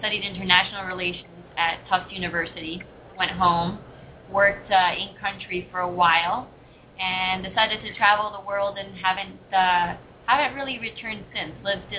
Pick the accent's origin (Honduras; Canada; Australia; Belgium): Honduras; moved away as an adult; also born or lived in Europe / Washington, D.C. / Hawaii; now in Hollywood, Florida, United States; I am originally from Honduras.